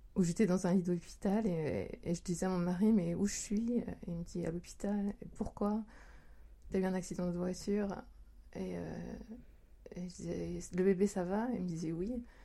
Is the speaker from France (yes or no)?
yes; France; moved away as an adult; now in Japan; je suis française, je suis au Japon depuis 20 ans